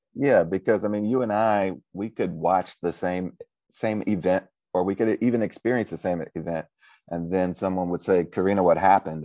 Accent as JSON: {"language": "English", "town": "St. Louis", "region": "Missouri", "country": "United States", "said": "I'm originally from Saint Louis, Missouri"}